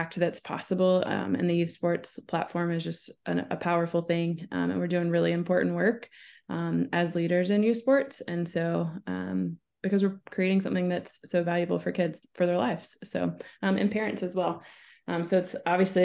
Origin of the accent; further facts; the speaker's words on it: Winston-Salem, North Carolina, United States; I'm a native of Winston-Salem, North Carolina. grew up there